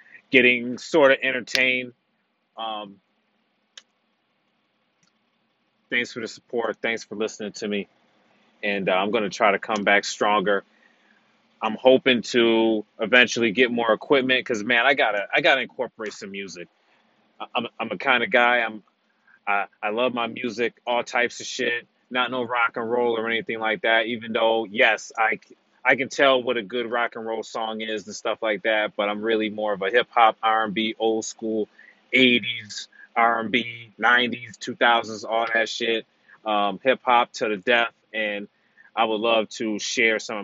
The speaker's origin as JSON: {"language": "English", "country": "United States", "moved": "as an adult", "lives_now": "Canada", "said": "I am an American citizen. I'm living abroad in Canada."}